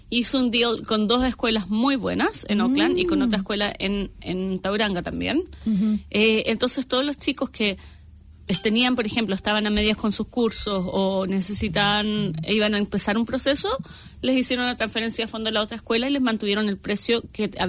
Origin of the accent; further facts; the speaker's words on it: Santiago, Santiago Metropolitan Region, Chile; moved away as an adult; now in New Zealand; Yo soy de Santiago, Chile.